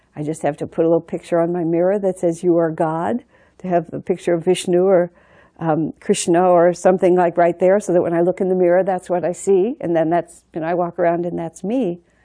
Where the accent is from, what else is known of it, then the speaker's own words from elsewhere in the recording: United States; I'm an American